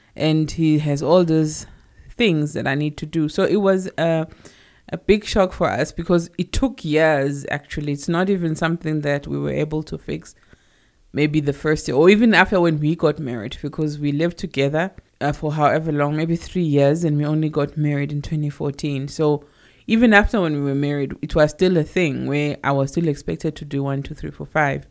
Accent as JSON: {"language": "English", "town": "Johannesburg", "region": "Gauteng", "country": "South Africa", "tie": "born or raised there", "said": "I was born in Alex, Alexandra, in Johannesburg, and I pretty much grew up there"}